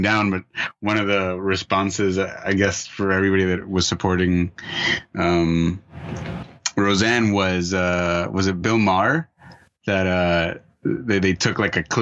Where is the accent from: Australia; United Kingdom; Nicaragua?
Nicaragua; now in United States; I grew up in Nicaragua